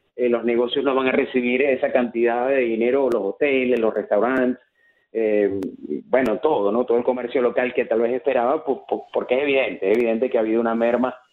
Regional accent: Maracaibo, Zulia, Venezuela; moved away; yo que vengo de Maracaibo, los maracuchos eh, tomamos cualquier ocasión para celebrar

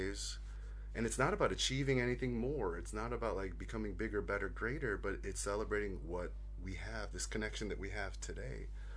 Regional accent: United States; moved away as an adult; also born or lived in Los Angeles; now in Sydney, Australia; My heritage is Korean, but I was born and raised in the States

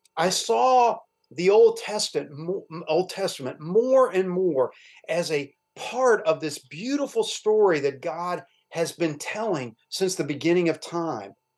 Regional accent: Louisville, Kentucky, United States; also born or lived in Cincinnati, Ohio; we moved to Louisville when I was a young a very young boy

